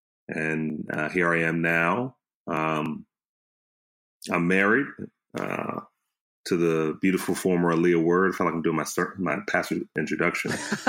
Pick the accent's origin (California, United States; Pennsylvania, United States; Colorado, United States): Pennsylvania, United States; Harrisburg; moved away as an adult; also born or lived in Oakwood / Berrien Springs, Michigan; now in Charlotte, United States; I am originally from the Allegheny Conference, Harrisburg, Pennsylvania, Hillside Seventh-day Adventist Church, and I graduated from an historic Black Adventist Academy, which is Pine Forge Academy.